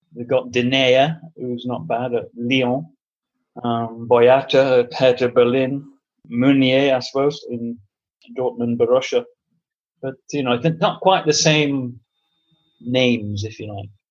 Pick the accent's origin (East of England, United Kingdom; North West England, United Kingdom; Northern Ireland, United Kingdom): North West England, United Kingdom; Manchester; I'm from Manchester, um, from the old Trafford end